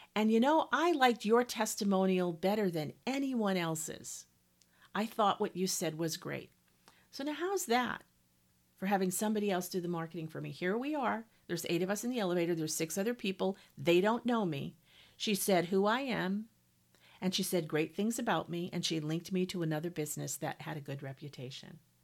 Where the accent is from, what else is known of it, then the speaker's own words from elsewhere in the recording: New England, United States; moved away as an adult; also born or lived in Montana; I grew up in New England and lived the vast majority of my life in New England